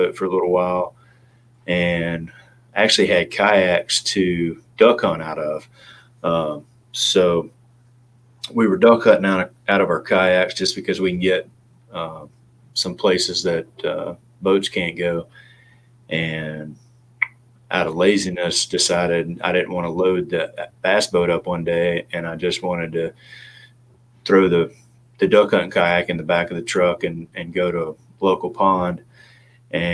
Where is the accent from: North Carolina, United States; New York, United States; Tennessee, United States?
Tennessee, United States; Clarksville; moved away as an adult; also born or lived in Memphis / Louisville / Kansas City / Richmond; now in Raleigh, United States; in Clarksville. And grew up there, went to school at Tennessee Tech University